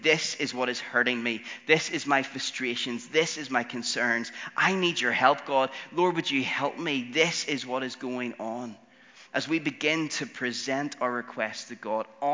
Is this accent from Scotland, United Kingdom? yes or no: no; Northern Ireland, United Kingdom; all of the six Northern Irish boys, we all kind of grew up in church